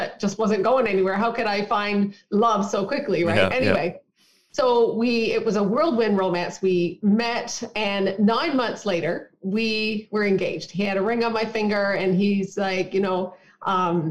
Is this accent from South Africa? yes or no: no; Newfoundland and Labrador, Canada; I was born and raised in Newfoundland.